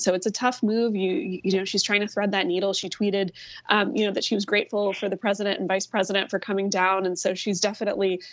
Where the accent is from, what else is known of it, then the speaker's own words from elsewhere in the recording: Virginia, United States; moved away; In my home state of Virginia